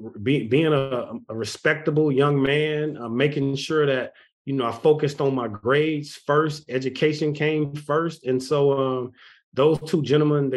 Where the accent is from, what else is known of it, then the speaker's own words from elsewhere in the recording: Texas, United States; I'm from Texas. I live in Texas